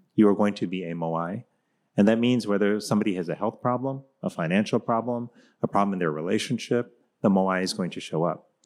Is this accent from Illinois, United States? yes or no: no; Miami, Florida, United States; when I was growing up in Miami, Florida